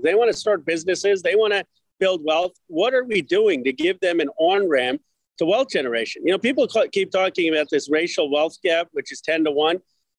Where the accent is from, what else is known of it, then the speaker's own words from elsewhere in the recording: Philadelphia, Pennsylvania, United States; moved away; also born or lived in Chicago; I'm the son of immigrants. I was born in Philadelphia. My parents immigrated from India.